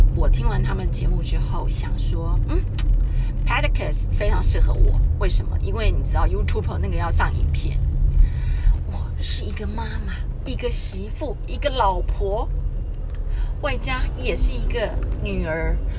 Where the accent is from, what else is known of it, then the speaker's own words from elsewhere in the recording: Taipei, Taiwan; 我是从小在台北长大的小孩，我们家有五个小孩